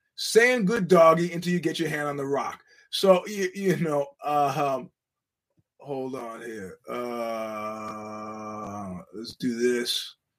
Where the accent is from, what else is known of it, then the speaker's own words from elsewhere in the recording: New York, United States; as a New Yorker